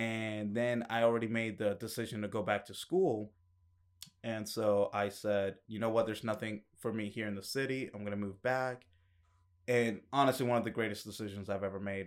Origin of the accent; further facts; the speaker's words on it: Kennesaw, Georgia, United States; moved away as an adult; also born or lived in Acworth, Georgia; now in Atlanta, United States; I grew up in Ackworth and Kennesaw